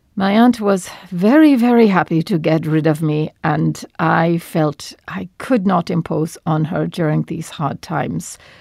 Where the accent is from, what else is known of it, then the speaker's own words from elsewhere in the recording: Turkey; moved away as an adult; also born or lived in Batumi, Georgia / France; now in Montreal, Canada; I am born in Batumi, Georgia, on the border of Turkey